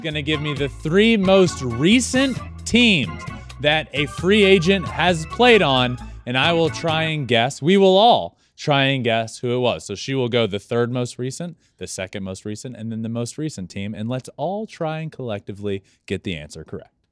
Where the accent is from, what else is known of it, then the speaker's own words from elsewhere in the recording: Richmond, Virginia, United States; I grew up a gigantic Atlanta Braves fan when I'm from Richmond.